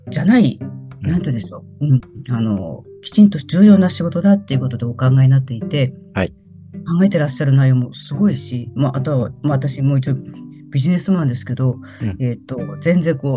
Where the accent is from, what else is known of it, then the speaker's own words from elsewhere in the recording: Sapporo, Hokkaido, Japan; 私のあのもう父はもう亡くなってるんですけど、私は札幌出身です。